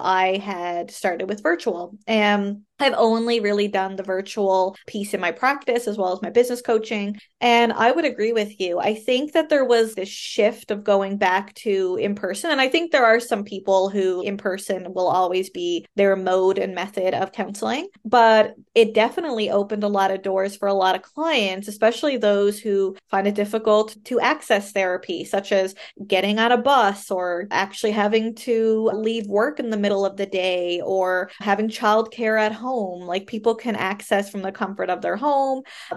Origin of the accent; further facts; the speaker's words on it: Canada; I am a Canadian social worker